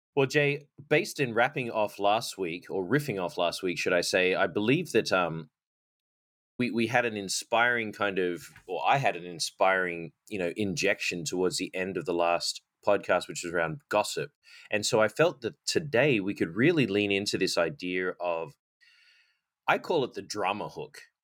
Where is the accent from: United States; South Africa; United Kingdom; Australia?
Australia; moved away; I was born and raised in Australia, and growing up, I played a lot of cricket